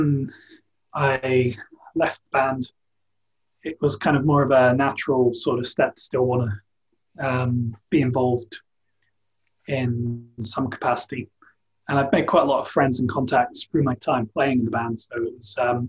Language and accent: English; East Cornwall, South West England, United Kingdom; I was born in East Cornwall, part of a Celtic family down here